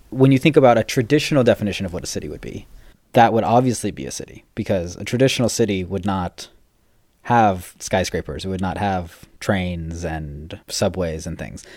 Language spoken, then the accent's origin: English; California, United States; moved away as an adult; also born or lived in Paris / Asia; we're both from California